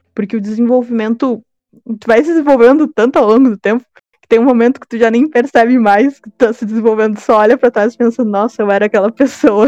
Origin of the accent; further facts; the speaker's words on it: Porto Alegre, Rio Grande do Sul, Brazil; eu sou de Porto Alegre, eu estudo direito na URGS